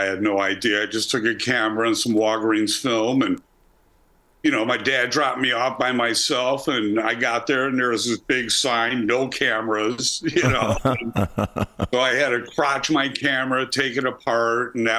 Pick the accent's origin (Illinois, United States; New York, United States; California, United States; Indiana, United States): Illinois, United States; Chicago; Chicago, uptown.